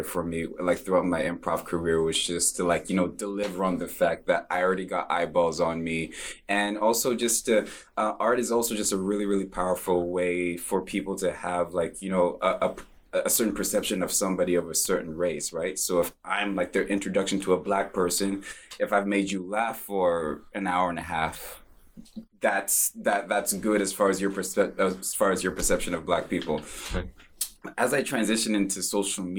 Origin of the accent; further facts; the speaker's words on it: Vancouver, British Columbia, Canada; growing up in Vancouver